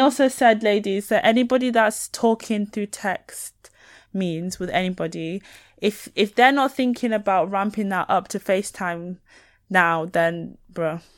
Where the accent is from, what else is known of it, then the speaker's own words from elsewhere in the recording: near Leeds, Yorkshire and the Humber, United Kingdom; accent: Northern; local to where I grew up